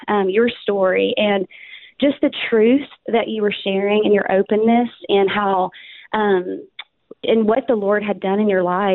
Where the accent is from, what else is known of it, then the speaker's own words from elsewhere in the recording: Arkansas, United States; accent: Southern; moved away as an adult; now in Dallas, United States; I'm from Arkansas, born and raised, moved to Texas 13 years ago